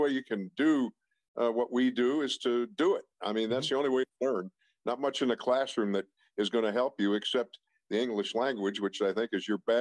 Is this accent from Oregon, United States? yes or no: no; Pittsburgh, Pennsylvania, United States; In the Garfield section of Pittsburgh, which is near East Liberty, or as we Pittsburghers say, Sliberty